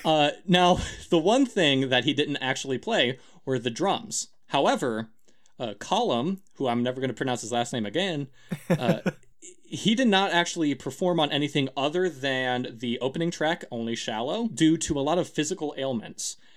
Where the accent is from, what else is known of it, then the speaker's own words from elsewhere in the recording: United States; I'm American